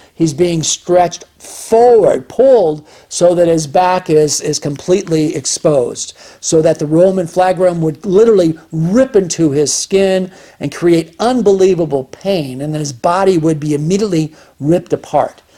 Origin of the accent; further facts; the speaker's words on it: United States; we as American citizens